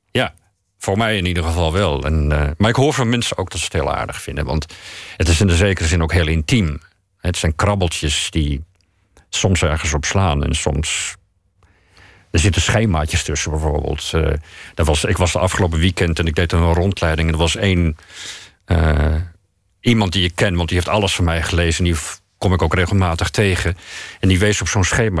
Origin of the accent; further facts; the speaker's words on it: Netherlands; Als ik naar een ander land ga, voel ik me Nederlandser dan ik, dan ik me ooit gevoeld heb